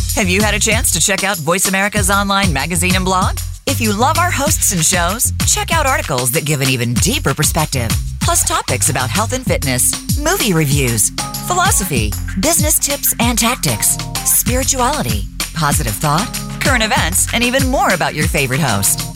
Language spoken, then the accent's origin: English; United States; I'm American born